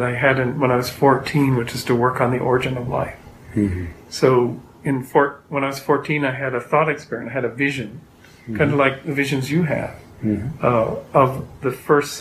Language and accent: English; Canada; moved away as an adult; now in United States; I'm Canadian